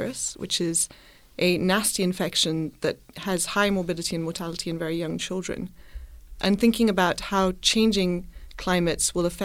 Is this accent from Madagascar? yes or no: yes; Madagascar; Partly because I grew up partly in Madagascar, I have a focus in my lab on Madagascar